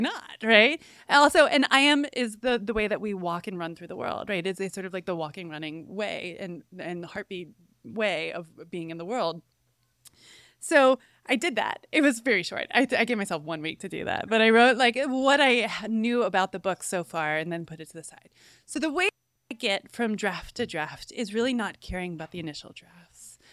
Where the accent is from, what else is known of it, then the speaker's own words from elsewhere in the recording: Cooperstown, New York, United States; now in Gainesville, United States; I was raised in Cooperstown, New York, a tiny little village